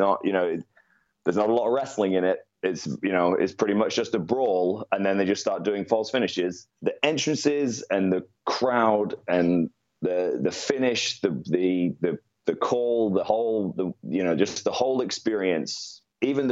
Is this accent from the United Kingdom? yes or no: yes; United Kingdom; I'm British